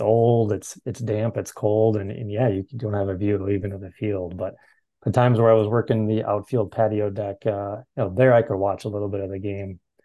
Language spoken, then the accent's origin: English; Minnesota, United States; growing up in Minnesota here